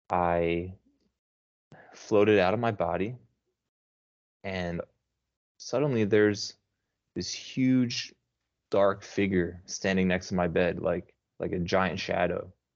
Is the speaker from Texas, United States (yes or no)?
no; New Jersey, United States; moved away as an adult; now in Brazil; I'm down south in a state called Paraná. Okay. I'm actually from New Jersey. I moved here about 9 years ago.